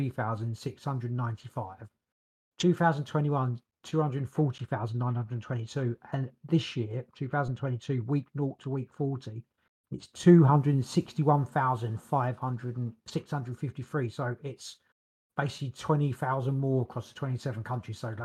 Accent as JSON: {"language": "English", "country": "United Kingdom", "said": "we're British"}